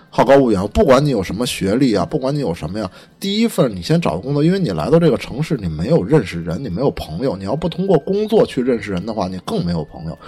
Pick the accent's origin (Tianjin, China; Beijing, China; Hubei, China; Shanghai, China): Beijing, China; 虽然说我是北京长大的